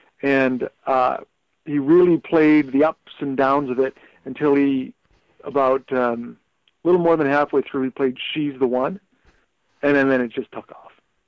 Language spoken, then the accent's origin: English; Thunder Bay, Ontario, Canada; I grew up in Thunder Bay, it didn't seem like there would be a lot of opportunity.